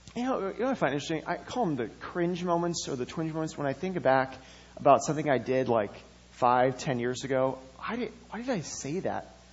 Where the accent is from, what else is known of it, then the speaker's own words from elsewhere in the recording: Madison, Wisconsin, United States; I grew up in Madison